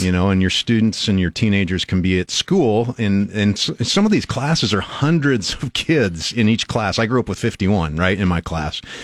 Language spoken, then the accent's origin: English; Albion, Nebraska, United States; I grew up in Albion, small town. I knew everybody.